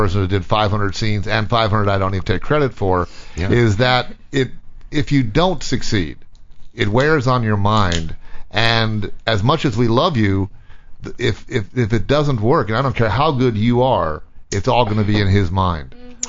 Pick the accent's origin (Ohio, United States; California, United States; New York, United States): California, United States; Vista Del Mar; it's down there where I grew up in Vista Del Mar.